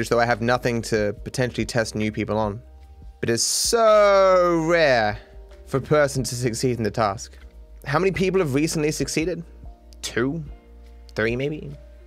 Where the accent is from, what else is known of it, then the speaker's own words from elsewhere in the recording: Australia; I'm Australian